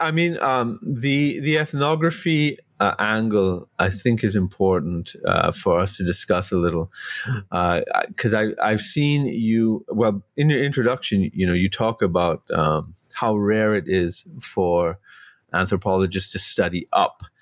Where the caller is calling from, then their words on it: Trinidad & Tobago; I'm joining you from Trinidad